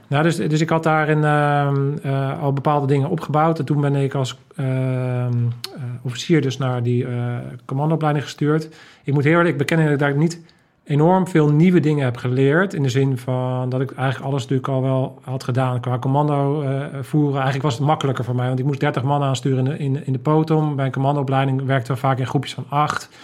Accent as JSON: {"language": "Dutch", "country": "Netherlands"}